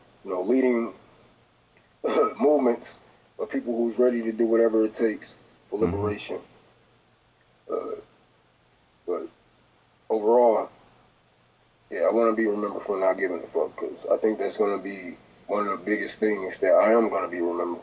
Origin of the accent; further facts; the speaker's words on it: Detroit, Michigan, United States; I'm from Detroit